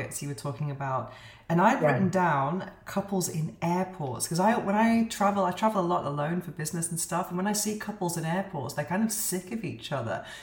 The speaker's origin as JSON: {"language": "English", "country": "United Kingdom", "moved": "yes", "lives_now": "Spain", "said": "Here in Spain, I'm British, but I live in Spain"}